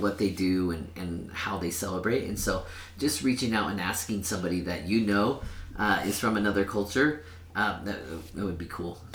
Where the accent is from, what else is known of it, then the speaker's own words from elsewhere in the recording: Sacramento, California, United States; first language Spanish; English is a second language; now in Cache Valley, United States; I am from Sacramento, California